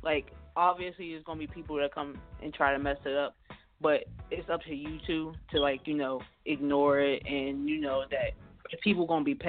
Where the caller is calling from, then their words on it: Pittsburgh, Pennsylvania, United States; I'm calling from Pittsburgh, Pennsylvania.